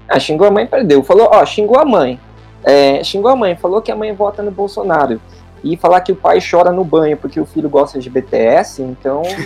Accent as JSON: {"language": "Portuguese", "country": "Brazil", "said": "a gente é do Brasil"}